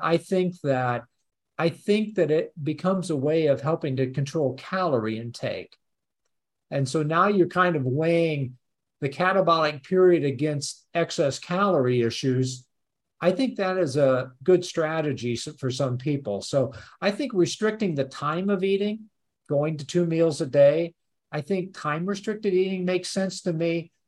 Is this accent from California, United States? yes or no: no; Peoria, Illinois, United States; moved away; also born or lived in Urbana-Champaign, Illinois; I actually am in Chicago at the moment, oh. but I grew up over around Peoria